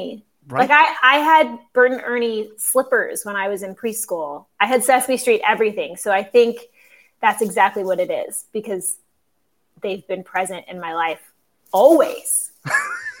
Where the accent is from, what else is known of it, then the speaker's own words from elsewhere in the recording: Cincinnati area, Northern Kentucky, United States; moved away as an adult; now in New York City, United States; I did theater for a kid audience growing up in Northern Kentucky in the Cincinnati area